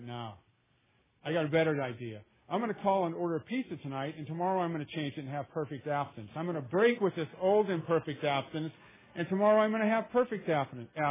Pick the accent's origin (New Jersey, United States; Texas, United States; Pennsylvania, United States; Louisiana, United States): Louisiana, United States; now in Oakland, United States; I'm from Louisiana